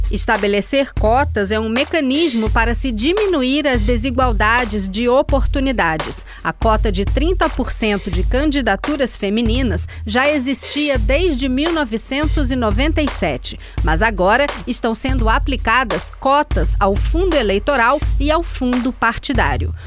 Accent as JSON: {"language": "Portuguese", "country": "Sweden", "second_language": "Portuguese", "moved": "as an adult", "lives_now": "Brazil", "said": "Na Suécia, que é o meu país de origem"}